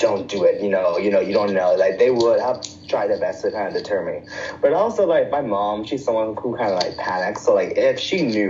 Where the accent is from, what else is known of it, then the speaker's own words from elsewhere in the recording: Bahamas; moved away; I'm from the Bahamas